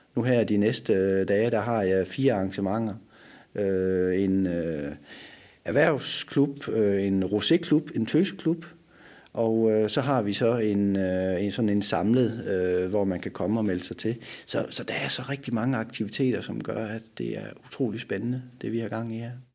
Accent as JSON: {"language": "Danish", "country": "Denmark", "said": "her hjemme i Danmark"}